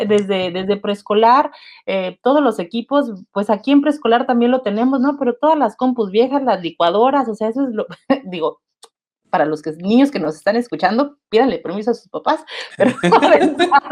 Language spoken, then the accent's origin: Spanish; Mexico City, Mexico; moved away; also born or lived in Querétaro; yo soy de la Ciudad de México y mucho tiempo he vivido en Querétaro.